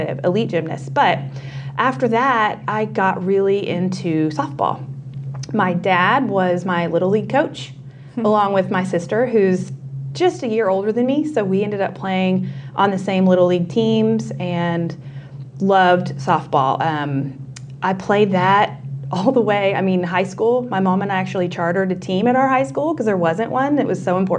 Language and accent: English; Waco, Texas, United States; moved away as an adult; now in Dallas, United States; I'm from Waco, so a couple hours away